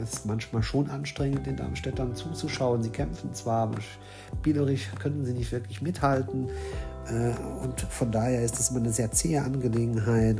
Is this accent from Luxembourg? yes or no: yes; Luxembourg; Ich bin selbst aus Luxemburg